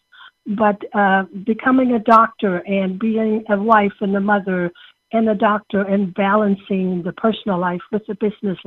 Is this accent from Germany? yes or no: yes; Germany; English is a second language; moved away as an adult; now in United States; I came from Germany as a young woman on an exchange student program and came to this wonderful country and became an American citizen